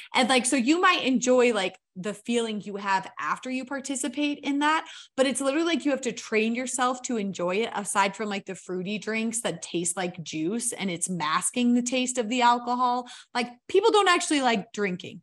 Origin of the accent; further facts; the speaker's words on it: Idaho, United States; I grew up in Idaho on a farm.